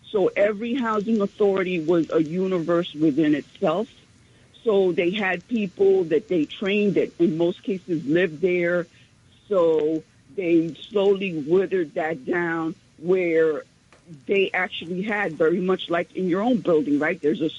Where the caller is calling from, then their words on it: New York, United States; from Central Harlem.